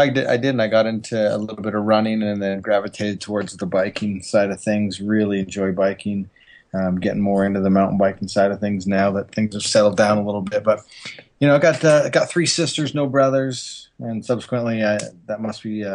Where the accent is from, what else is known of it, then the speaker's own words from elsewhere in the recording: Calgary, Alberta, Canada; now in Utah, United States; I'm actually from Calgary, Alberta, Canada, and I love being from Canada. But I do love living in Utah now.